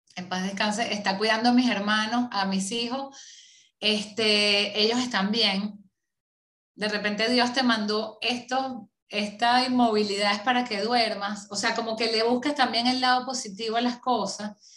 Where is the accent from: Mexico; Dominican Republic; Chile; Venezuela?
Venezuela; moved away as an adult; tocó como muchísimos venezolanos eh, salir a empezar desde cero en otro país